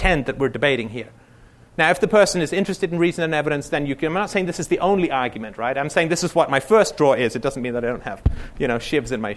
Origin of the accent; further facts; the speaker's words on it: United Kingdom; I'm British